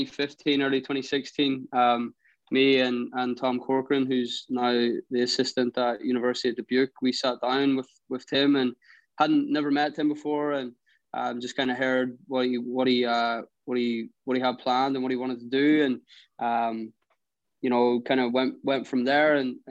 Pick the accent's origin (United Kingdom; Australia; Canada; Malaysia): United Kingdom; Belfast, Northern Ireland; moved away as an adult; now in Duluth, United States; I moved over to Duluth from Northern Ireland originally, from Belfast